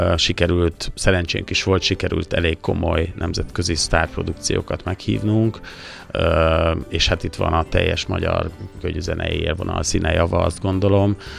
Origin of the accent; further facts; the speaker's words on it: Sopron, Győr-Moson-Sopron, Hungary; a szülővárosunk Sopron